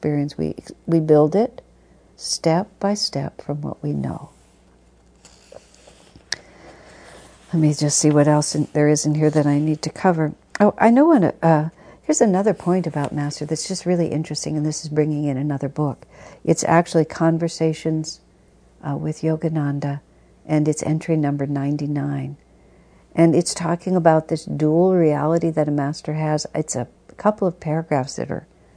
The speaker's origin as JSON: {"language": "English", "country": "United States", "said": "I think of myself as an American"}